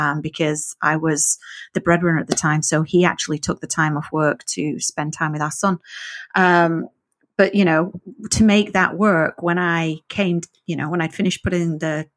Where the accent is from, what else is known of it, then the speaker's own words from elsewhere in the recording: the north of England, United Kingdom; first language English; moved away; I learned English in the north of England